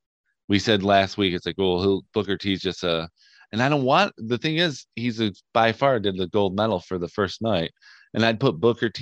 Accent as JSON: {"language": "English", "country": "Ireland", "said": "Yeah, I'm Irish."}